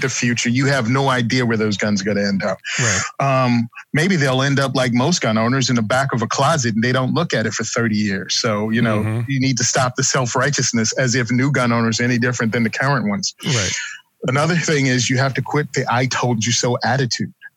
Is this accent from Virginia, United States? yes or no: yes; Virginia, United States; moved away as an adult; now in New Jersey, United States; born and raised in Virginia, moved to New Jersey after I got out